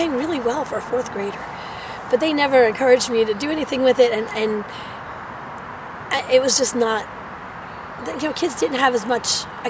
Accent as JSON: {"language": "English", "town": "North Babylon", "region": "New York", "country": "United States", "tie": "born or raised there", "moved": "as an adult", "lives_now": "Philadelphia, United States", "said": "I was born January 2nd, 1967, in North Babylon, New York. On Long Island."}